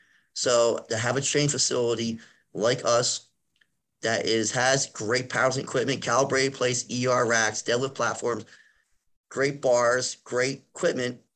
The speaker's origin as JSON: {"language": "English", "town": "Philadelphia", "region": "Pennsylvania", "country": "United States", "accent": "Philadelphia", "said": "I'm from Philadelphia, so I say shore and I say water a lot. So I have an accent."}